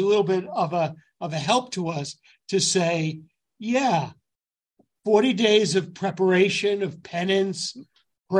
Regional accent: Yonkers, New York, United States; I grew up in Yonkers

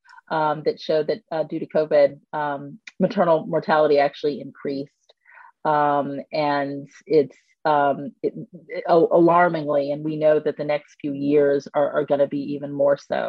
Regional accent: United States

